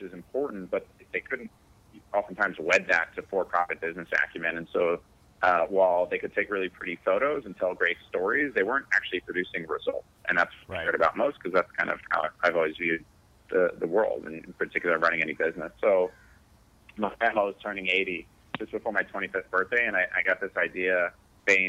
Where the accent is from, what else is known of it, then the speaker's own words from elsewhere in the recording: Connecticut, United States; also born or lived in New York; I grew up in Connecticut